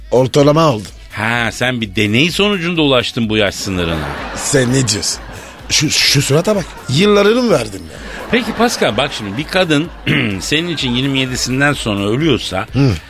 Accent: France; first language French; Turkish is a second language; now in Turkey; benim ana dilim Fransızca.

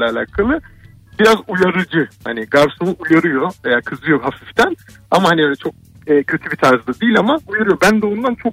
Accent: Black Sea Region, Turkey; Biz Karadenizliyiz.

